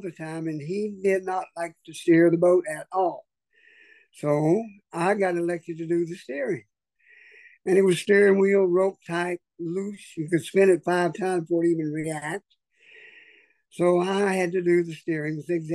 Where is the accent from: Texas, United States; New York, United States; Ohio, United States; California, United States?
Texas, United States; Orange; I was born in Orange, Texas in 1954.